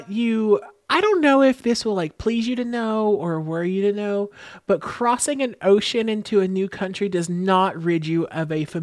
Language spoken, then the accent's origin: English; Texas, United States; And we're from the South, so we probably will have never heard of it because, especially growing up in Texas, you only hear about things in Texas, nowhere else